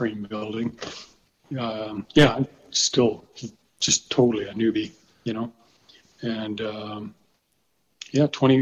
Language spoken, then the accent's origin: English; Fort McMurray, Alberta, Canada; I grew up in Fort McMurray